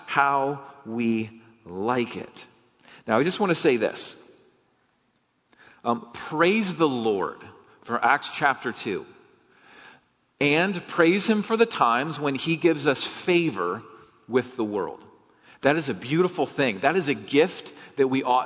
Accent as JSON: {"language": "English", "country": "United States"}